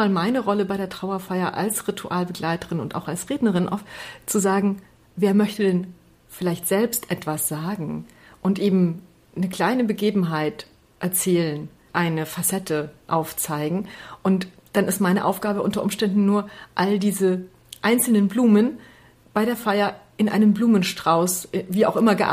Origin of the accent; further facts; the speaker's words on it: Transylvania, Romania; born there; Ich bin ja in Siebenbürgen geboren